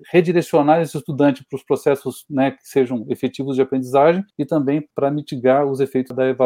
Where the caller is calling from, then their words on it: Curitiba, Paraná, Brazil; eu falo de Curitiba, no Paraná.